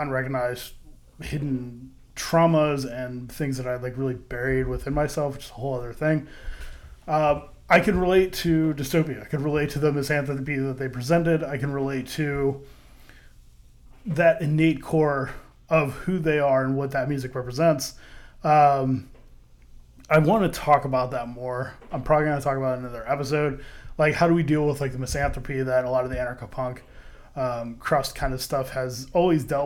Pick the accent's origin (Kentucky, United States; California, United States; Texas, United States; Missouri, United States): Missouri, United States; St. Louis; I was from St. Louis, as far as where I grew up. I wasn't born there, but I did live in St. Louis